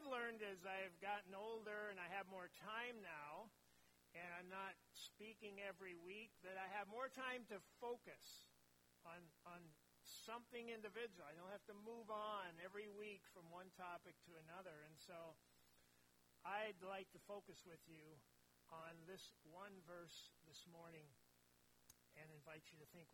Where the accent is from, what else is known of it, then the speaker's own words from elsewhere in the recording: near Cambridge, East Central Minnesota, United States; moved away as an adult; also born or lived in Mora, Minnesota / Stanchfield, Minnesota / Roseau, Minnesota / Wausau, Wisconsin; I grew up in East Central Minnesota, up around Cambridge